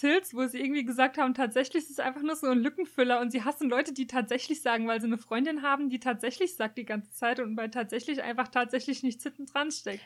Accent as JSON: {"language": "German", "country": "Germany", "said": "bei uns in Deutschland"}